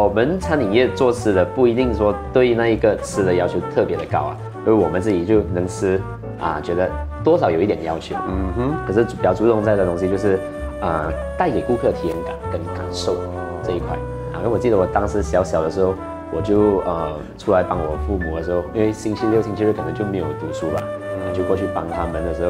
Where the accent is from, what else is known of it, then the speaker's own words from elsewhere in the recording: Malaysia; 我们马来西亚人喜欢喝汤